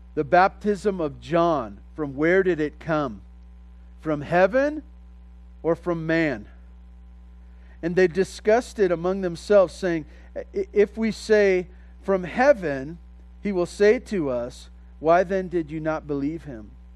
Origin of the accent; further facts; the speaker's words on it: Southern California, United States; growing up in Southern California